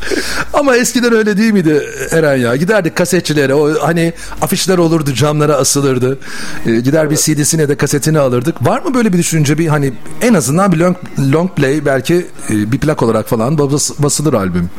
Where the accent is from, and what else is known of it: Bursa, Turkey; born or raised there; moved away